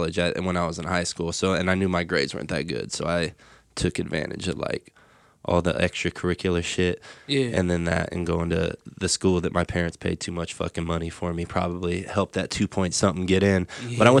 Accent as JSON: {"language": "English", "town": "Indianapolis", "region": "Indiana", "country": "United States", "said": "East side of Indianapolis."}